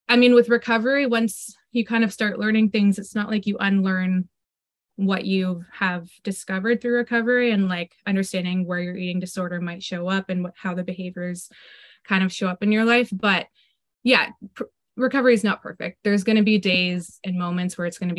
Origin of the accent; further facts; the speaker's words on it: Parry Sound, Ontario, Canada; now in Hamilton, Canada; I live in Hamilton, Ontario, from a small town though. I grew up in Parry Sound